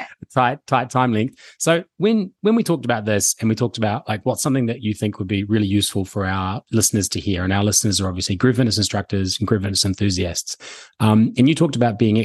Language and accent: English; New Zealand; I'm a New Zealander and I started teaching with Les Mills.